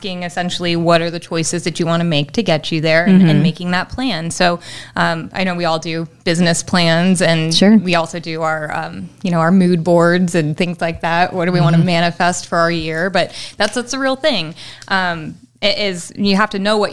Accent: California, United States

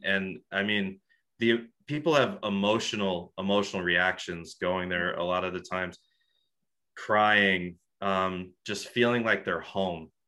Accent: Rochester, New York, United States; also born or lived in Buffalo, New York; I'm from Rochester, New York

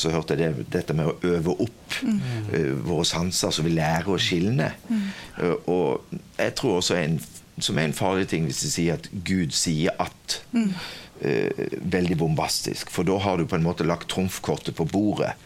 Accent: Kvinesdal, Agder, Norway; accent: southern (Kvinesdal); now in Stord, Norway; Jeg er født og oppvokst på Stord, men dialekten min sier det at jeg kommer sørifra, så jeg kommer fra Kvinesdal.

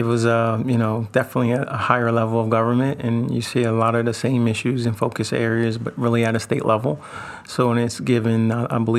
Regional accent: Wilmington, Delaware, United States; being born and raised in Wilmington

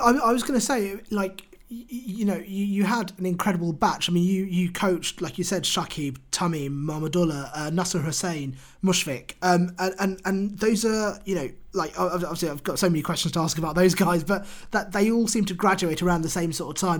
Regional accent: United Kingdom; as a British Bangladeshi who has grown up in the UK

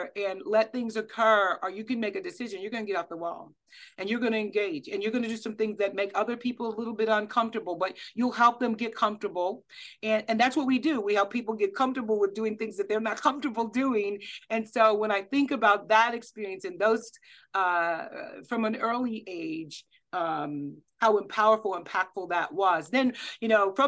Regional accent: Kansas City, Missouri, United States; I grew up in Kansas City, Missouri

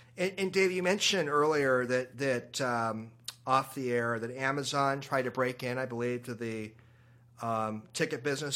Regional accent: Seattle, Washington, United States; I remember growing up in Seattle, we both grew up in this town

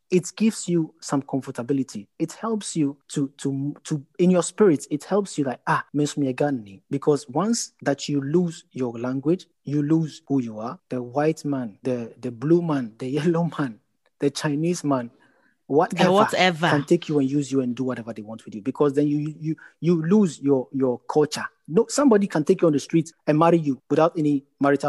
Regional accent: Ghana; moved away; I'm a Ghanaian, I have to be able to speak Cree or any other Ghanaian languages

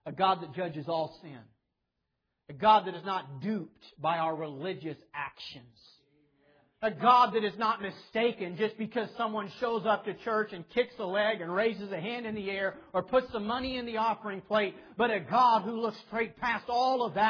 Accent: Clearwater, Kansas, United States; my whole life I was raised up in Clearwater, Kansas

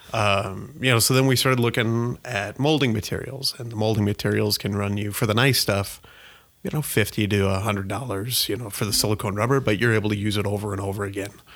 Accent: Columbus, Nebraska, United States; moved away as an adult; now in Omaha, United States; I am from Columbus, Nebraska, so about an hour forty-five west of here.

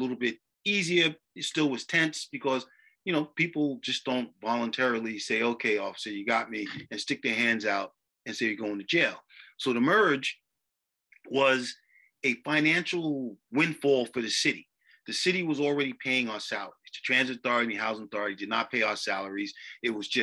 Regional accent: New York City, New York, United States; growing up on Staten Island, you know, living in West Brighton and Manners Harbor

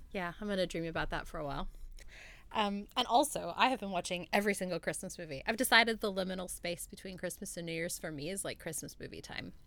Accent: Oregon, United States; moved away; I'm from Oregon

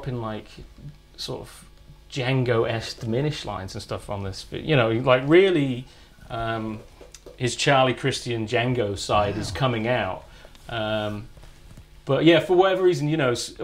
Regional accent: Fairford, South West England, United Kingdom; born or raised there; also born or lived in Manchester / Northern California

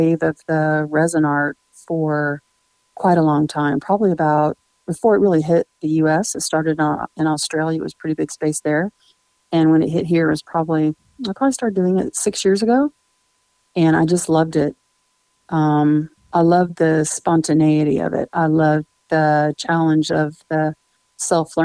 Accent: Nebraska, United States; moved away as an adult; also born or lived in Tennessee; now in Nashville, United States; I grew up in Nebraska in a small town, a farming community.

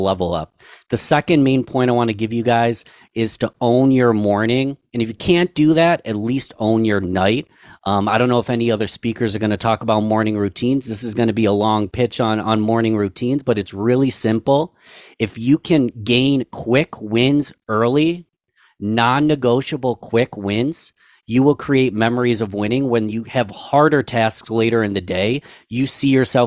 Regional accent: Rochester, New York, United States; my hometown of Rochester, New York

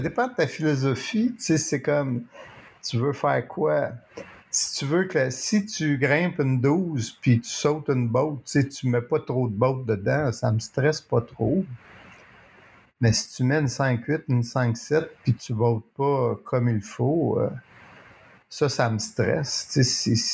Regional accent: Montreal, Quebec, Canada; je suis un Montréalais

